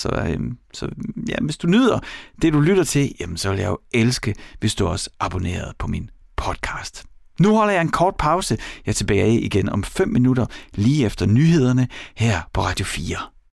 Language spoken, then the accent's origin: Danish; East Jutland, Central Denmark Region, Denmark; accent: East Jutlandic; jeg er fra Østjylland